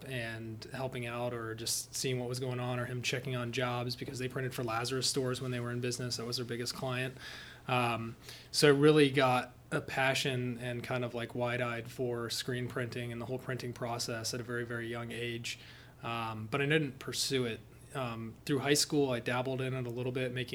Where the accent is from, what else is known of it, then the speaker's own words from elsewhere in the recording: Athens, Ohio, United States; also born or lived in Portsmouth, Ohio / Kentucky / Tennessee; I actually grew up in Athens, Ohio. I was born in Portsmouth, lived in Kentucky